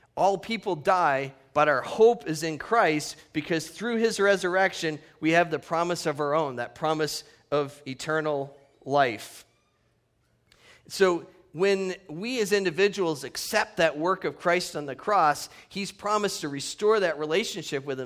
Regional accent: Northeast, United States; now in Redlands, United States; the true roots that I grew up in the Northeast

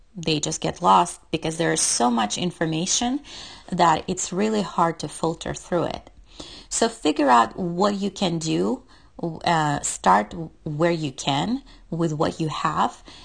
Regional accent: Russia; moved away; I'm from Russia and we use kilometers instead of miles

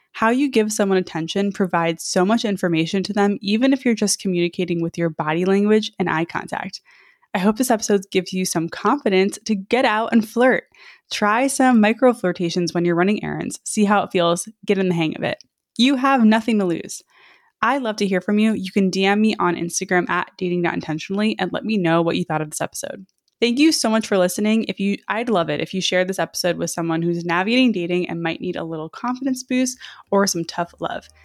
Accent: New York, United States; I'm from New York

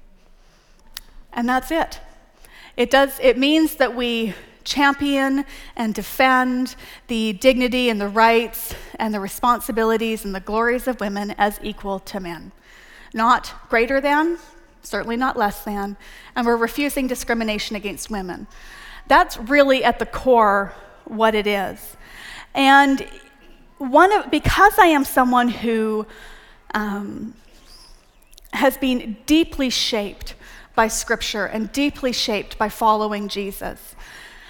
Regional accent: Canada; moved away as an adult; also born or lived in Texas; now in United States; I'm Canadian

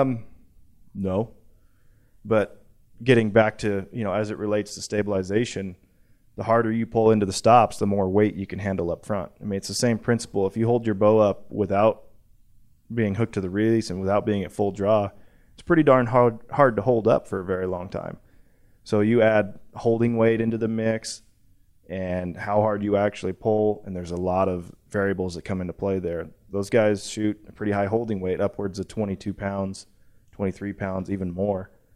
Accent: the West, United States; I'm from the West.

